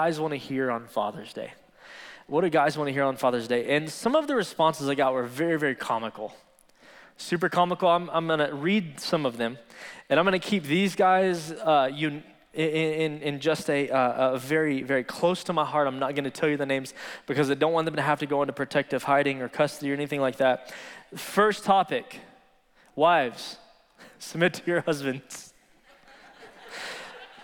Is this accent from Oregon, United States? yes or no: no; Midland, Texas, United States; I was born and raised here in Midland, Texas